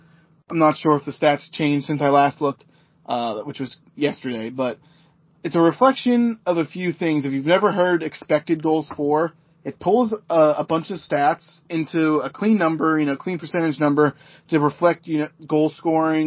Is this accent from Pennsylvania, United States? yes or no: yes; Pittsburgh, Pennsylvania, United States; I'm from Pittsburgh